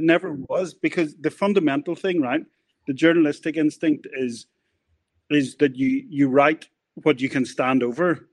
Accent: Northern Ireland, United Kingdom; we grew up in Northern Ireland

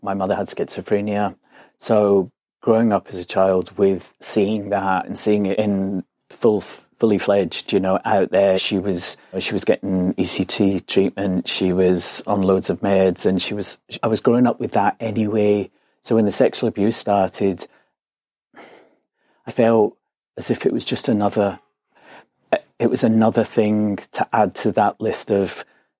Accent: Glasgow, Scotland, United Kingdom; now in London, United Kingdom; I'm originally from Glasgow. I always say that's where this weird accent comes from. But I've lived in London for 20 years now.

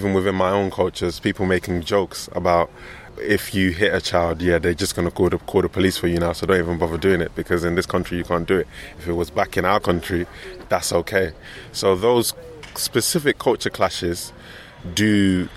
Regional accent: London, United Kingdom; I was raised in London

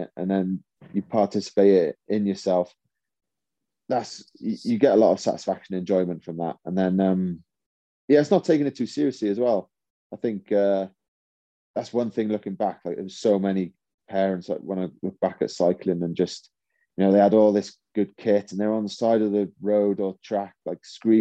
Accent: Welsh, Wales, United Kingdom; being Welsh

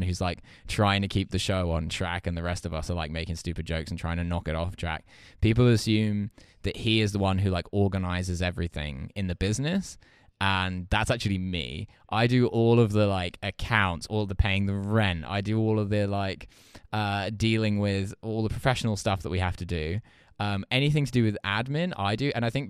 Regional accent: East of England, United Kingdom; I am not posh at all. I come from quite a normal family. I grew up in Essex.

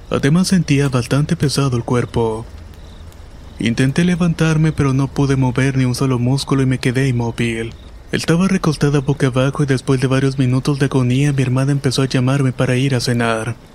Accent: Mérida, Yucatán, Mexico; Soy originario de Mérida, Yucatán, y esta es una historia que me sucedió cuando tenía 11 años.

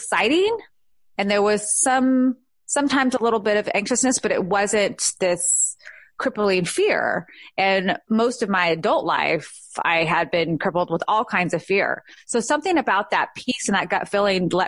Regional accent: California, United States; born or raised there; moved away as an adult; now in Georgia, United States

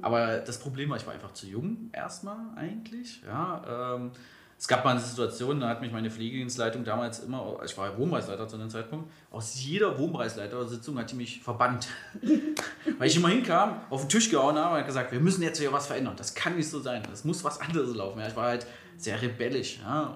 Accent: Magdeburg, Saxony-Anhalt, Germany; moved away as an adult; now in Berlin, Germany; ich komme ja ursprünglich aus Magdeburg.

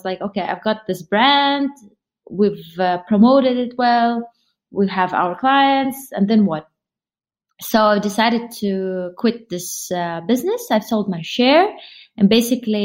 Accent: Kazakhstan; I was born in Kazakhstan

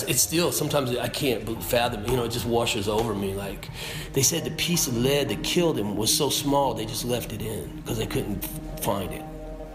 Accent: Oklahoma, United States; Oklahoma. And my dad's whole family's from Kentucky. Regular folks, you know, middle America.

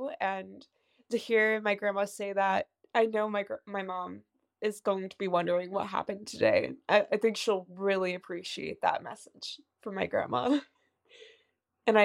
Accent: West Chester, Pennsylvania, United States; I am from Westchester, Pennsylvania.

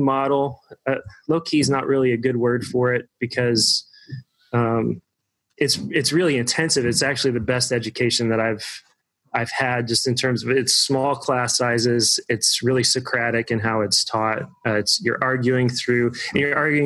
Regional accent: Evansville, Indiana, United States; also born or lived in Bloomington, Indiana; I grew up in Evansville, Indiana

